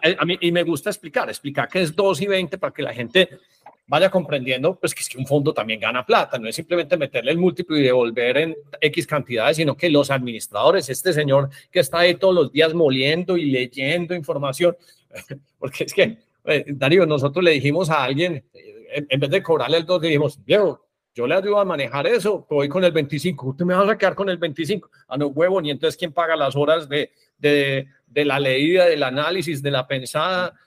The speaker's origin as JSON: {"language": "Spanish", "country": "Colombia", "said": "siendo colombiano"}